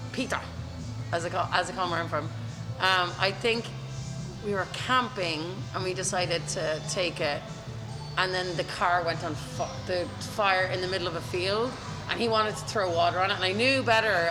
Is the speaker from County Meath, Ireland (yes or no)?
yes; County Meath, Ireland; accent: Limerick; also born or lived in Limerick; we moved to County Meath which is just north of Dublin but where we lived um, was pretty close to the Dublin border